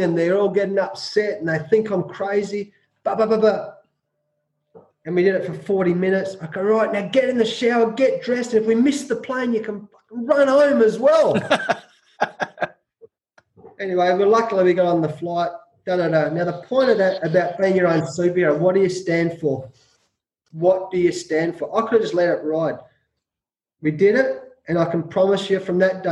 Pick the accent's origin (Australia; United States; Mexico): Australia; growing up in Australia